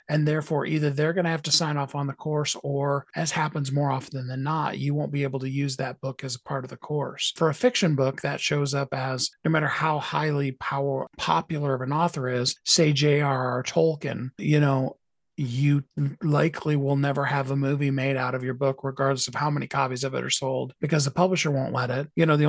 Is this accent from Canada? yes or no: yes; Canada; why would I want to be on New York Times? I'm from Canada.